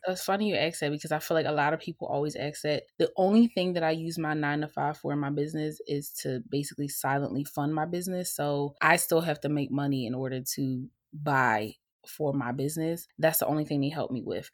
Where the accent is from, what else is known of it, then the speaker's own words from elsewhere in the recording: Baltimore, Maryland, United States; moved away as an adult; now in Philadelphia, United States; I currently reside in Philadelphia, P A, but I am from Baltimore, Maryland